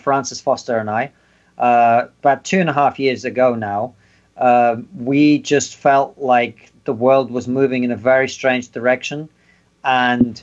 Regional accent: Russia; now in United Kingdom; I'm obviously from Russia, the Soviet Union

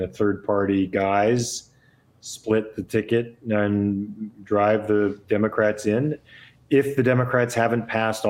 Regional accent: California, United States; It's my home. I was born and raised in California.

